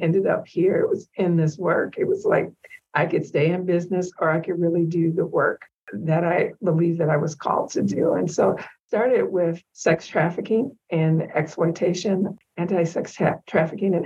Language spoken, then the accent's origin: English; St. Paul, Minnesota, United States; I grew up in the Rondo community in St. Paul